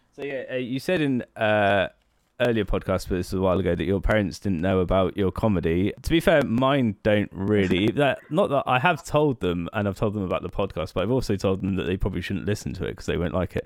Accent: near Oxford, South East England, United Kingdom; now in Brighton, United Kingdom; I live in Brighton now, but I was originally from near Oxford

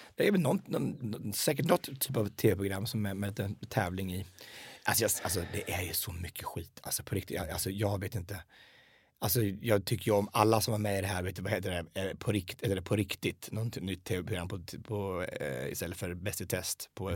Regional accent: Hallsberg, Örebro County, Sweden; also born or lived in United States

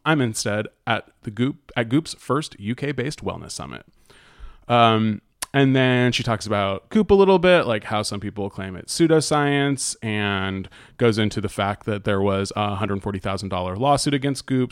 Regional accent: United States; I'm American

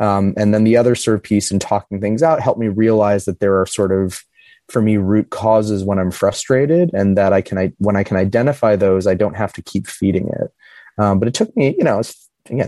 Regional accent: Midwest, United States; I grew up in the Midwest in a little Rust Belt city

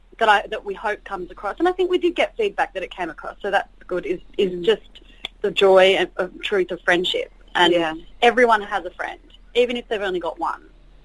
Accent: New South Wales, Australia; because Grace and I are both from, like, outside, we're not from Sydney, we both come from outside of Sydney

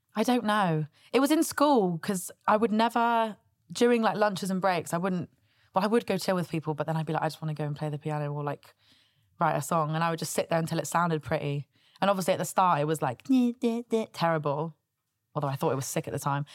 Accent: Southampton, South East England, United Kingdom; I grew up in Southampton

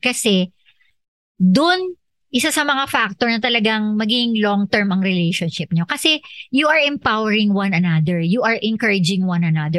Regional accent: Philippines; ako Filipino

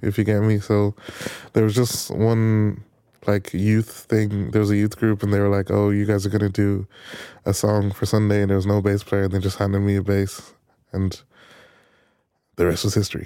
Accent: Navan, Leinster, Ireland; I'm I'm from Navan

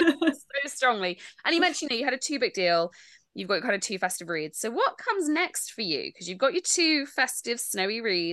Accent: United Kingdom; Obviously, being British

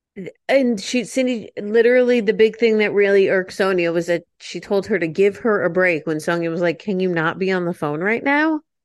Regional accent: United States; as an American

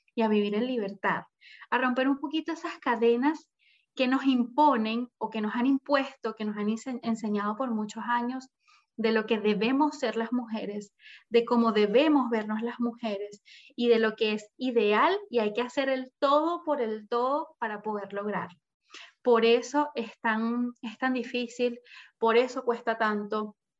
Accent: Caracas, Capital District, Venezuela; moved away as an adult; now in Chile; soy venezolana, viví siempre en Venezuela, en Caracas, a los 21 años me vengo a Chile

